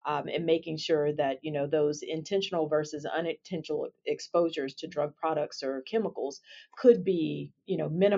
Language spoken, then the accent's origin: English; Alabama, United States; I am a native from Alabama